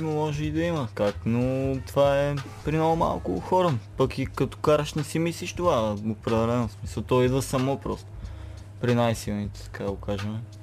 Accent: Sandanski, Blagoevgrad Province, Bulgaria; also born or lived in Petrich; роден нали, в Петри, живеех Сандански след това

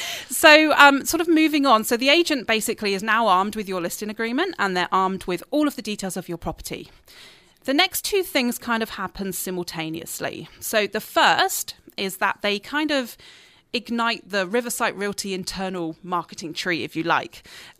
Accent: Dorset, South West England, United Kingdom; now in Canada; It's actually the south coast. It's the county of Dorset.

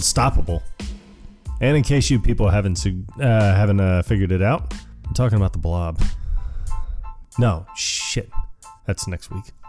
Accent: Tampa, Florida, United States; moved away; I was born and raised in Tampa, Florida

